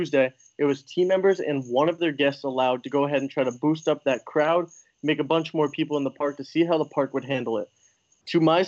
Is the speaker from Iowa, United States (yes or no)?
no; Agawam, Massachusetts, United States; moved away as an adult; now in Orlando, United States; I'm originally from Agawam, Massachusetts, up north